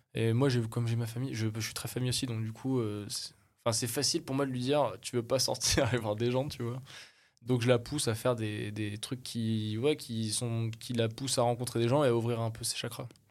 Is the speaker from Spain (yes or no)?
no; France; je suis français, j'ai ma famille, j'ai mes amis, je suis bien installé